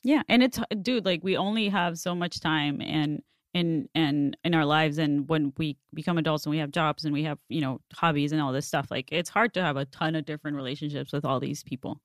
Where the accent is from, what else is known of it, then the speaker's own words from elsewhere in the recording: Mexicali, Baja California, Mexico; first language Spanish; English is a second language; moved away as an adult; also born or lived in San Diego; now in Los Angeles, United States; in Mexicali, like, in my hometown